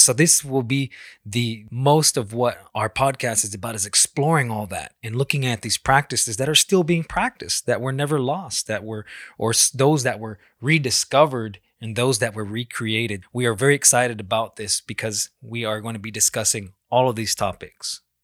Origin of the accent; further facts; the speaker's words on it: Salt River, Arizona, United States; I'm from the Salt River people in Arizona.